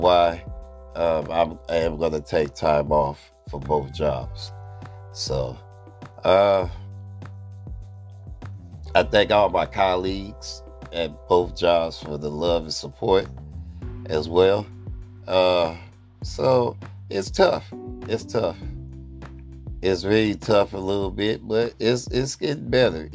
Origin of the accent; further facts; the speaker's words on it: Oakland, California, United States; also born or lived in Berkeley, California / Sacramento, California; I lived in Oakland for 4 years, going on 41 years